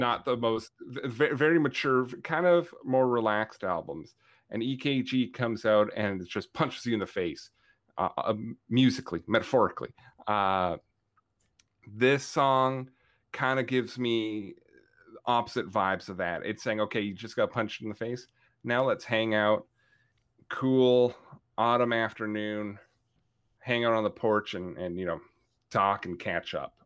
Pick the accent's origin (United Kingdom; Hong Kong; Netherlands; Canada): Canada; I, as a Canadian